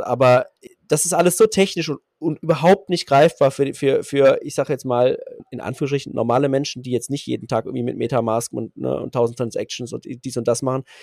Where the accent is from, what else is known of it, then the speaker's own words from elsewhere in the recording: Berlin, Germany; ich bin äh, Berliner, 37